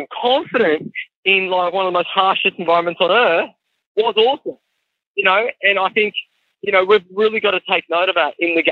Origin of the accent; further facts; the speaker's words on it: Wollongong, New South Wales, Australia; I'm from Wollongong